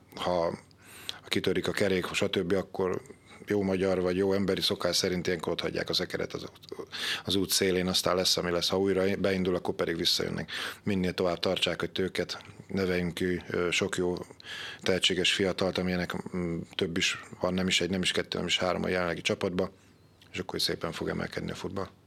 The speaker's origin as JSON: {"language": "Hungarian", "town": "Győr", "region": "Győr-Moson-Sopron", "country": "Hungary", "tie": "born or raised there", "said": "Én, ahol fölnőttem Szabadhegyen, a Szőnyi úton, a hármastó mellett"}